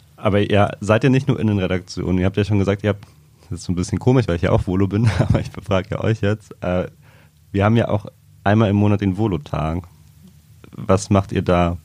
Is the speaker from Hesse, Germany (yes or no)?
no; Trier, Rhineland-Palatinate, Germany; moved away; ich komme ja aus Trier